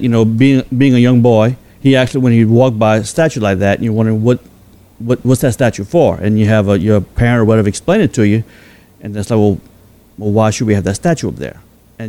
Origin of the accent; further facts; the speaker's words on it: the South, United States; Growing up in the South, where we grew up